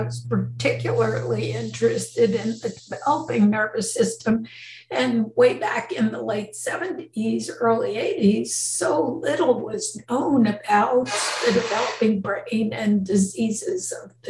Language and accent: English; New Jersey, United States; moved away as an adult; now in California, United States; And so I came out from New Jersey to California, to the University of California, San Francisco.